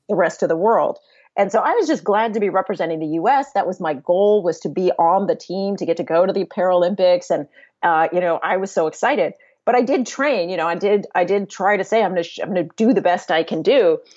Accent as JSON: {"language": "English", "town": "San Diego", "region": "California", "country": "United States", "tie": "born or raised there", "moved": "yes", "said": "I grew up in San Diego"}